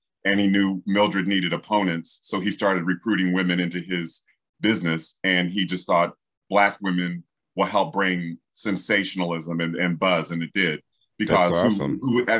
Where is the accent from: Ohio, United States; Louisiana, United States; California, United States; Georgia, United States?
Ohio, United States; Columbus; women's wrestling started in my hometown of Columbus, Ohio.